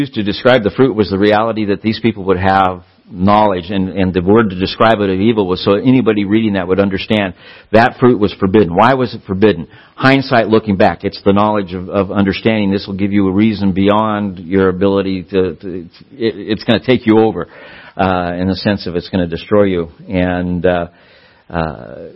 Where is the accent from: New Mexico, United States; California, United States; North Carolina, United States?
California, United States; Southern; I grew up in Southern California.